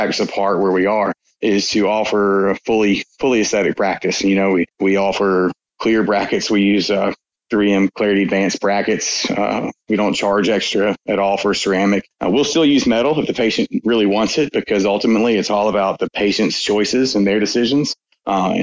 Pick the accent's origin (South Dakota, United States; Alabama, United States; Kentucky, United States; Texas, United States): Alabama, United States; Fairhope; Fairhope, which is my hometown